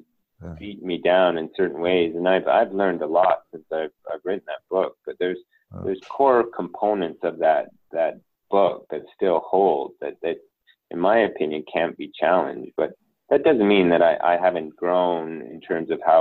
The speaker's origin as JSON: {"language": "English", "region": "Northern Canada", "country": "Canada", "said": "I come from Northern Canada, like everyone drives a truck."}